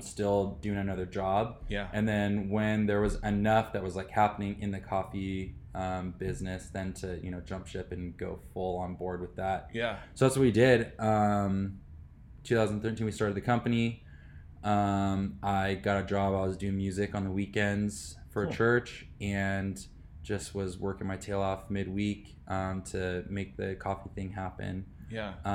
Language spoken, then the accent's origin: English; Riverside, California, United States; also born or lived in China; So I grew up in Riverside. My parents moved out here when I was 10 years old. So I'm a Riverside guy, went through the school system here